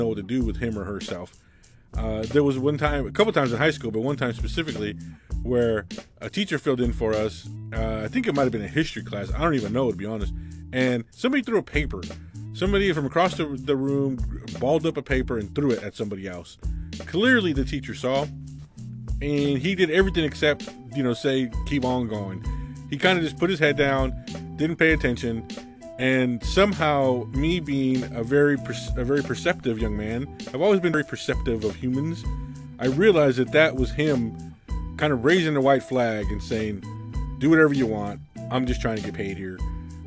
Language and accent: English; United States; I grew up right on the Mexican border